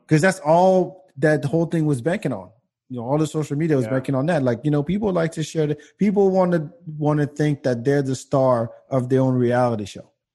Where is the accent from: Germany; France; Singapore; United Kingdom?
France; moved away; the guys I grew up with in France